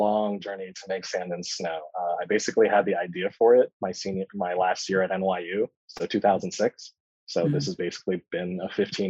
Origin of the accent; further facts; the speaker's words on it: California, United States; also born or lived in New York; I was born in Southern California, and then my family immediately moved to New York, and I grew up there for the first 5 years of my life, then came back to Southern California and did most of my growing up here.